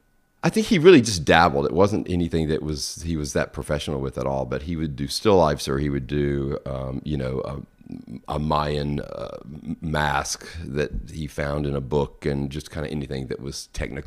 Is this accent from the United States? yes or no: yes; Madison, Mississippi, United States; also born or lived in Jackson, United States; And we moved out to Madison, which is a little town just north of Jackson, when I was probably in the third grade.